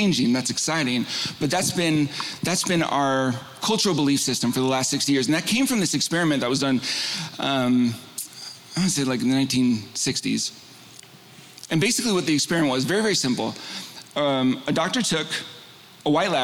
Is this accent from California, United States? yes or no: yes; Northern California, United States; also born or lived in San Diego; We moved from San Diego up to Northern California